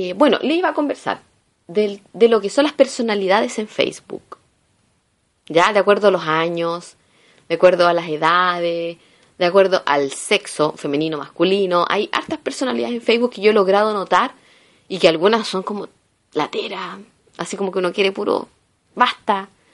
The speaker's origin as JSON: {"language": "Spanish", "country": "Chile", "moved": "as an adult", "lives_now": "Italy", "said": "soy chilena"}